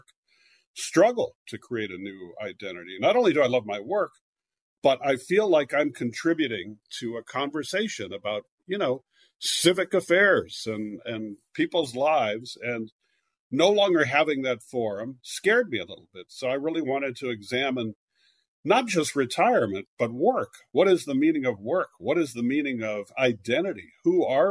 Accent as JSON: {"language": "English", "region": "California", "country": "United States", "also_born_or_lived": "Philadelphia / New York", "moved": "as an adult", "said": "I'm from California originally, but I lived in Philadelphia for many years and then New York. I'm back in California now"}